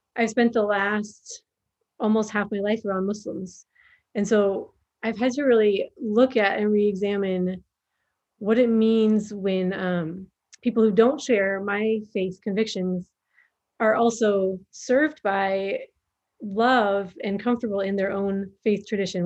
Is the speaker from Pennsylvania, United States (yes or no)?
no; Minnesota, United States; moved away as an adult; also born or lived in Somalia; now in Djibouti; I am from Minnesota originally. And so when I was growing up, we had the North Stars